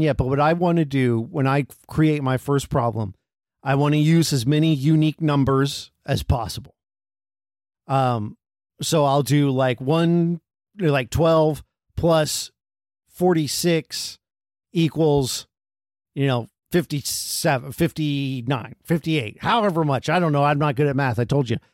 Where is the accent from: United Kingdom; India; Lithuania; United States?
United States; We're from America